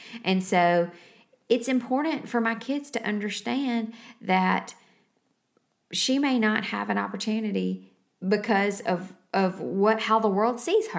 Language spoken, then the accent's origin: English; Savannah, Tennessee, United States; I was raised in Savannah, Tennessee, where the demographic is it's pretty much all the same. I mean, there were races in every neighborhood in town